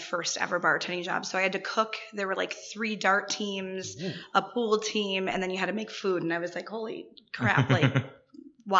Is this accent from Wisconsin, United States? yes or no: yes; Kenosha, Wisconsin, United States; born and raised. Been here my entire life